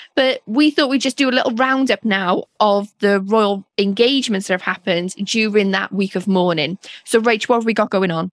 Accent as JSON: {"language": "English", "region": "Wales", "country": "United Kingdom", "moved": "yes", "said": "as a Welsh person"}